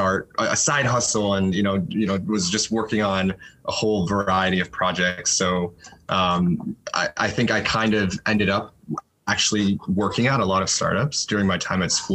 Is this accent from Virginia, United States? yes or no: yes; DC area, Northern Virginia, United States; moved away as an adult; also born or lived in Boston; now in San Francisco, United States; I was actually born and raised pretty much my entire life in the Northern Virginia, DC area